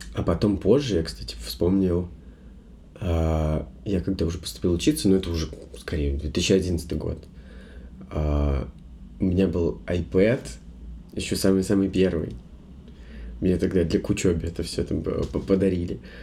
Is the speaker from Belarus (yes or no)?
yes; Belarus; я не из Минска, я рос в небольшом городе